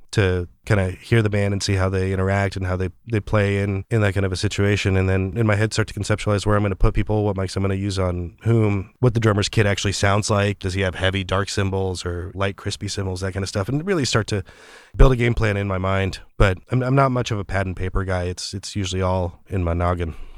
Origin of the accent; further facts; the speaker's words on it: Orange County, California, United States; moved away as an adult; also born or lived in Mexico City, Mexico / Los Angeles; now in San Francisco, United States; we moved to Orange County in Southern California